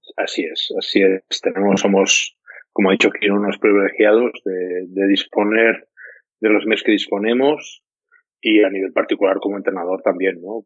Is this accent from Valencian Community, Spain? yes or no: no; Tàrrega, Catalonia, Spain; moved away; empecé en, Tárrega, en, mi pueblo y en mi club